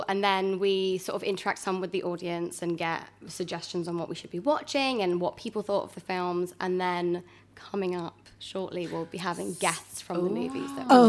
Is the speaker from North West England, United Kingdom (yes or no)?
no; Bristol, South West England, United Kingdom; born or raised there; accent: Bristol; moved away as an adult